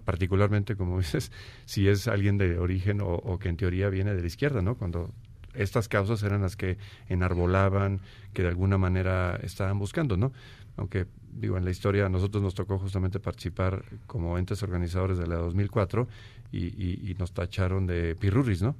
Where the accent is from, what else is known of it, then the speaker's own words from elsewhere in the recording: Guanajuato, Mexico; soy oriundo de Guanajuato